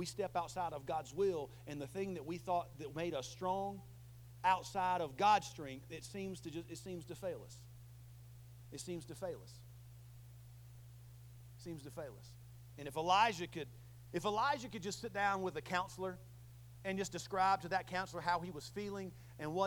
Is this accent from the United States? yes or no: yes; the South, United States; I'm from the South